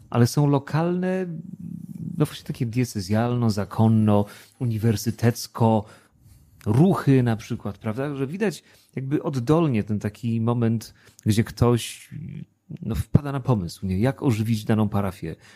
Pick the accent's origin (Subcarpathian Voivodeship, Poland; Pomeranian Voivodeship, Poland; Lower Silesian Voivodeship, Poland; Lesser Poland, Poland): Subcarpathian Voivodeship, Poland; Przemyśl; also born or lived in Tarnów; now in Wrocław, Poland; urodziłem się w Tarnowie, bardzo piękne miasto, aczkolwiek w ogóle go nie znam, bo nigdy tam nie mieszkałem, a wychowałem się w nie mniej, a może nawet bardziej urokliwym mieście Przemyślu, a więc Podkarpacie